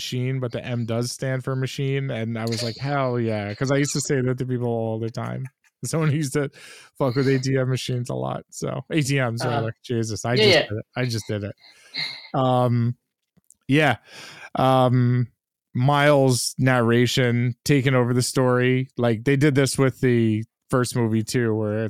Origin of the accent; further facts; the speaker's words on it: New York, United States; As a New Yorker